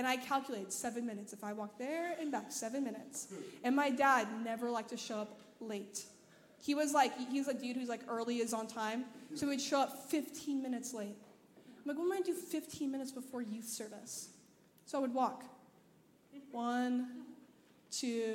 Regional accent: Anaheim, California, United States; now in Memphis, United States; I'm from Anaheim, California

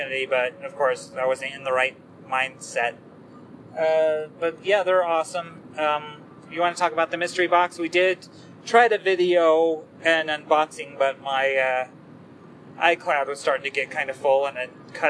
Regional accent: Colorado, United States; born or raised there

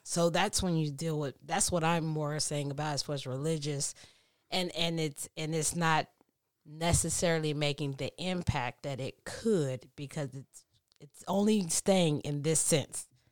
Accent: Texas, United States; now in California, United States; I'm from Texas and that's the Bible Belt

